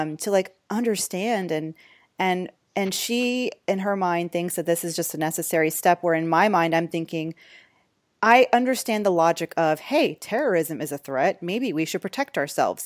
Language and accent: English; United States; as an American